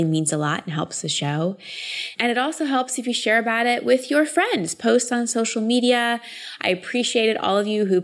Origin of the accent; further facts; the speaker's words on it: Austin, Texas, United States; Austin's my hometown